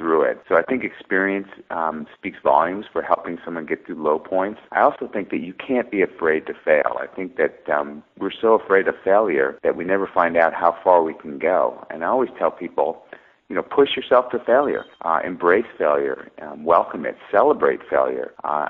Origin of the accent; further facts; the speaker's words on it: United States; I'm Greek American